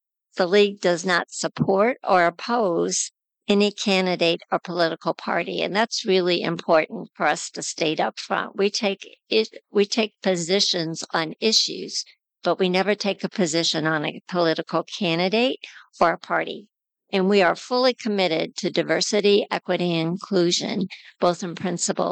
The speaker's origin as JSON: {"language": "English", "area": "south of St. Louis", "region": "Missouri", "country": "United States", "tie": "born or raised there", "moved": "yes", "lives_now": "Kansas, United States", "said": "I grew up in Missouri, south of St. Louis, and I live in Kansas."}